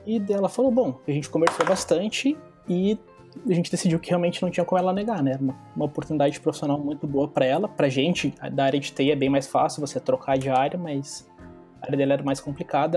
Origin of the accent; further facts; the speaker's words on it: Lages, Santa Catarina, Brazil; moved away as an adult; also born or lived in Florianópolis; now in Hamburg, Germany; quando eu me mudei de Lages, que era minha cidade natal, uma cidade pequena, para Florianópolis